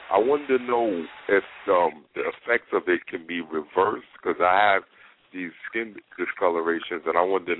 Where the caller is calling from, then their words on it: New York City, New York, United States; I'm calling from Queens, New York.